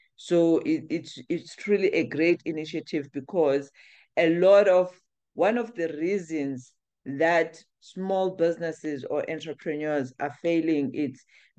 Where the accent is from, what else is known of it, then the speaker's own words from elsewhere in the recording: South Africa; So yes, in as much as we are South African, but we do cater, we do try and assist or share our content with the Southern African entrepreneurs as well.